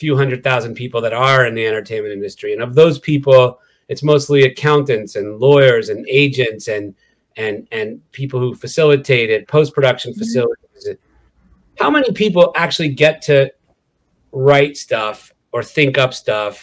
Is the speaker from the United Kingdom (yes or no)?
no; Quebec, Canada; moved away as an adult; now in Los Angeles, United States; I grew up in Quebec